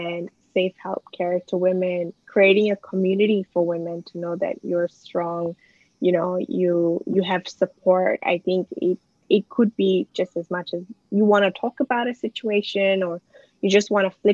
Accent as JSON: {"language": "English", "country": "Malaysia", "tie": "born or raised there", "moved": "as an adult", "lives_now": "Melbourne, Australia", "said": "I went to school in Malaysia"}